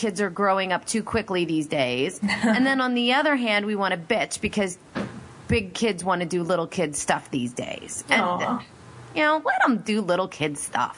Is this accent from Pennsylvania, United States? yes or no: yes; Pennsylvania, United States; I'm from Pennsylvania